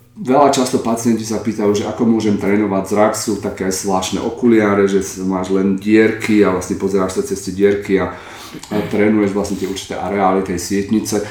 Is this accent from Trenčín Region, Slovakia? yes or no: yes; Trenčín, Trenčín Region, Slovakia; moved away as an adult; also born or lived in Prague; now in Berlin, Germany; ja som sa narodil z Trenčína a medicínu som študoval v Prahe a v Berlíne